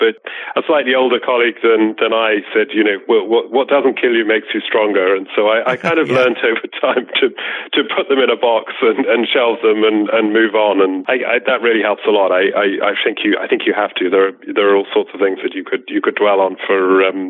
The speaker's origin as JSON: {"language": "English", "country": "United Kingdom", "tie": "born or raised there", "said": "I grew up a little bit outside of London, to the east of London"}